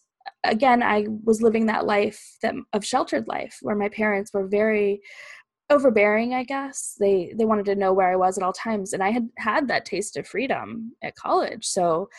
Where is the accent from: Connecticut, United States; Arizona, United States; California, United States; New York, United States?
California, United States; Fallbrook; moved away as an adult; also born or lived in Peoria, Illinois; I grew up in Southern California. It's this little town called Fallbrook. It's all the way north San Diego.